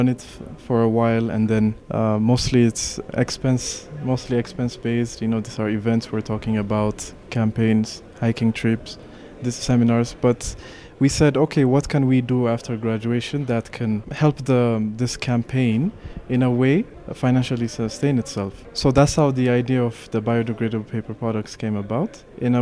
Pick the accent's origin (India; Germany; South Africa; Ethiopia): Ethiopia; Addis Ababa; I'm born and raised in Addis